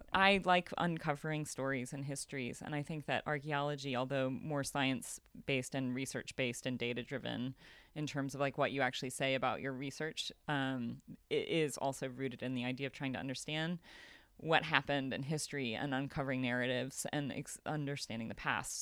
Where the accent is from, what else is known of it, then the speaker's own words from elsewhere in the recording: United States; I'm American